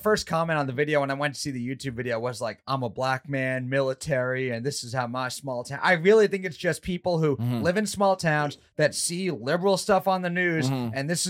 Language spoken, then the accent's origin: English; New York, United States; I grew up in New York.